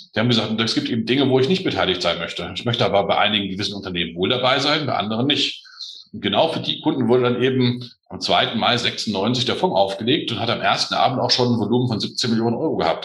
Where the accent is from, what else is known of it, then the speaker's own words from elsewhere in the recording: northeast Hesse, Germany; ich bin eigentlich Hesse. Ich bin Ost, Ost, Nordosthesse